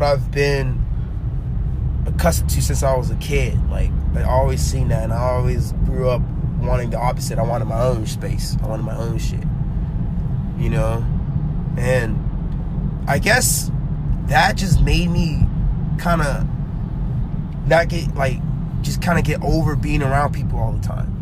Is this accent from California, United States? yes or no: yes; Anaheim, California, United States; also born or lived in Garden Grove; I've been in Anaheim my whole youth